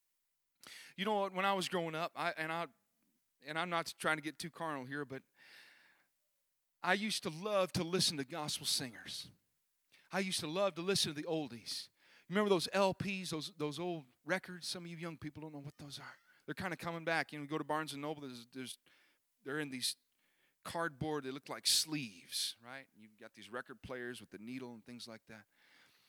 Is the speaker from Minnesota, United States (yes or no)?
yes; Minnesota, United States; in Minnesota, my hometown